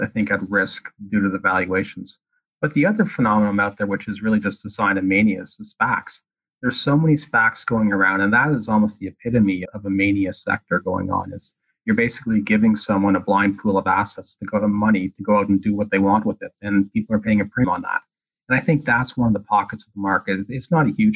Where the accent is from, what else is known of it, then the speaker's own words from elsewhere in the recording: Canada; being Canadian